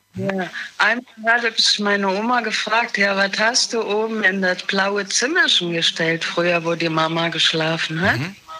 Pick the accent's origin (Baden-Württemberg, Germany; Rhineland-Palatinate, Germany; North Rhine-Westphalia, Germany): Rhineland-Palatinate, Germany; Wittlich; ich bin vorher groß geworden in Wittlich in der Kasernenstraße